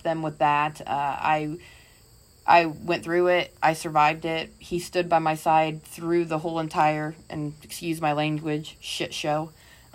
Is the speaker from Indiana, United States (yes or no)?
yes; Indiana, United States; moved away; my accent because I was from Indiana